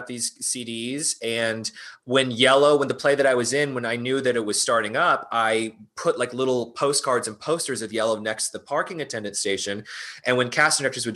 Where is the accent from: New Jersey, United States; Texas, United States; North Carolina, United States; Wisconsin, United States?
North Carolina, United States; moved away as an adult; also born or lived in New York; now in Los Angeles, United States; I grew up in North Carolina